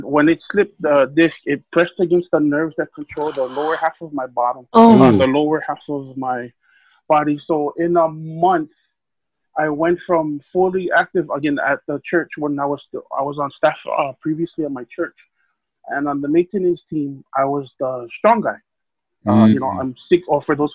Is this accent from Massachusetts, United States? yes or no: no; Hawaii, United States; also born or lived in California / Halawa; I was born and raised in Hawaii. I spent a few years in the mainland, but the majority of my life here. We moved to Hawaii from California in 1989.